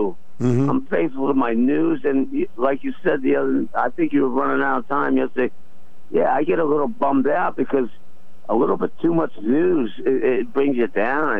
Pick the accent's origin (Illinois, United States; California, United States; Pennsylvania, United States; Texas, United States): Pennsylvania, United States; Philadelphia; that's where I grew up in Philly